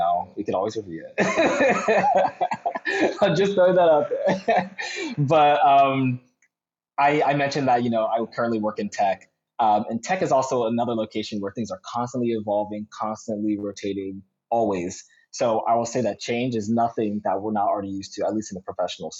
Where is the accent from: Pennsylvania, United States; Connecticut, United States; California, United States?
Pennsylvania, United States; Philadelphia; I'm from Philly